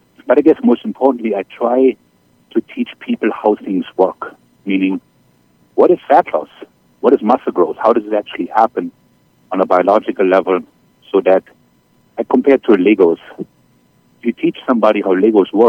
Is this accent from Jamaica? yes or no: no; Germany; accent: German; English is a second language; moved away as an adult; now in New York, United States; as you can tell by my accent, I'm originally from Germany. I came here to the States 25 years ago on a swimming scholarship